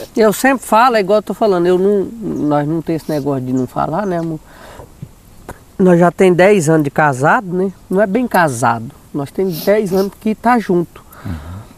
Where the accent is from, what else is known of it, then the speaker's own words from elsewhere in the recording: Paracatu, Minas Gerais, Brazil; now in Natalândia, Brazil; eu nasci lá, em Paracatu